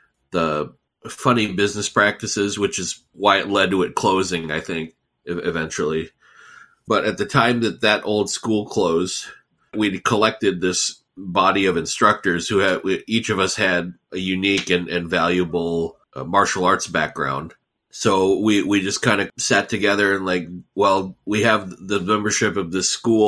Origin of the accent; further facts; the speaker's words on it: United States; I grew up here in the U.S. in the 80s and 90s, trying to find my place as an American